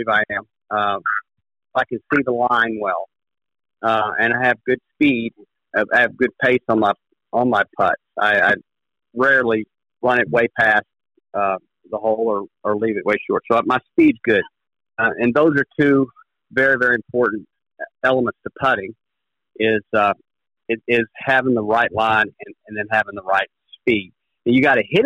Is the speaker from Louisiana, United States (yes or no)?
yes; Louisiana, United States; moved away; also born or lived in Oklahoma; I grew up in Louisiana, and my father was a club pro